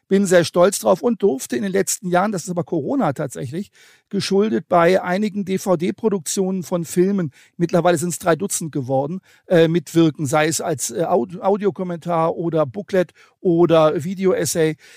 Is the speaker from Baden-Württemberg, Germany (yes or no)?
no; Hanover, Lower Saxony, Germany; born there; ich bin ja gebürtiger Hannoveraner